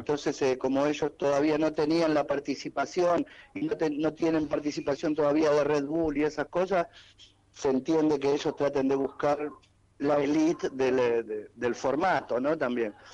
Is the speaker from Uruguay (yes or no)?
yes; Uruguay; yo soy uruguayo